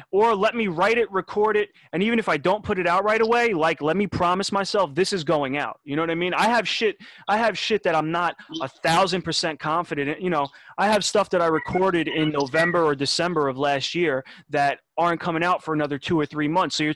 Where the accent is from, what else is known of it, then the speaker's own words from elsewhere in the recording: Detroit, Michigan, United States; born there; I was born in Detroit on a very, very, very, very, very cold day.